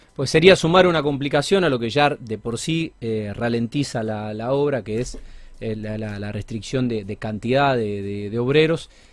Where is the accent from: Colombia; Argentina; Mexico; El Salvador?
Argentina; Somos argentinos, vivimos en, Argentina